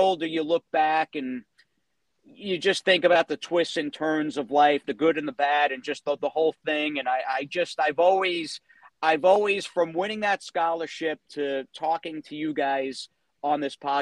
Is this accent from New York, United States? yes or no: yes; Floral Park, New York, United States; I grew up in Floor Park, New York, which is a town bordering on Belmont Park.